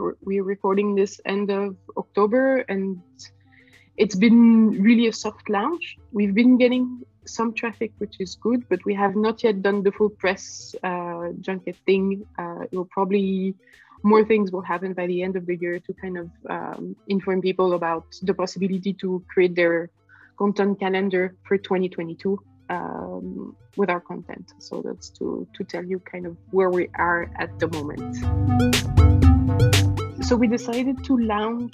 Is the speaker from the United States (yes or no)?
no; Switzerland; I'm from Switzerland